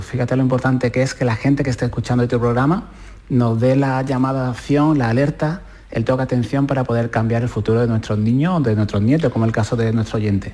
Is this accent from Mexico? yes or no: no; Puerto Serrano, Andalusia, Spain; cuando estaba yo con mi abuela Rosario en mi pueblo, en Puerto Serrano